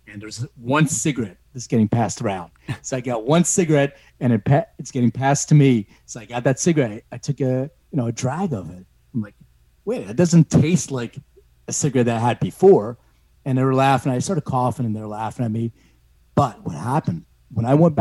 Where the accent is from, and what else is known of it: Philadelphia, Pennsylvania, United States; born or raised there; also born or lived in Lithuania